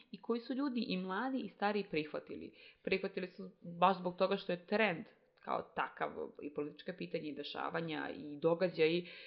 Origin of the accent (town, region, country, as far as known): Serbia